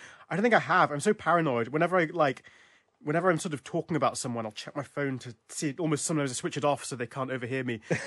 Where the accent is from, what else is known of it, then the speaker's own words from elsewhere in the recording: London, United Kingdom; as a Londoner